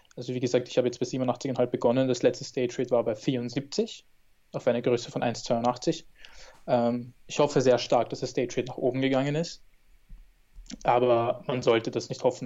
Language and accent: German; Austria; in Österreich, meiner Heimat